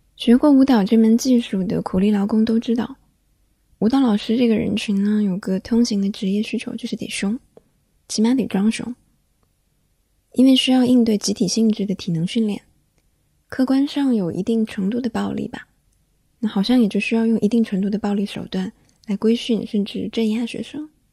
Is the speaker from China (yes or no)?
yes; the South, southern China, China; now in Beijing, China; 小时候在南方